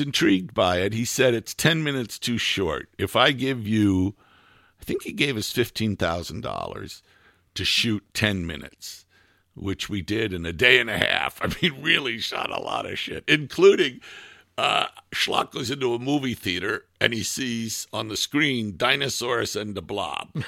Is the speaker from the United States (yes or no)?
yes; United States; moved away as an adult; also born or lived in Almería, Spain; as an American who spoke English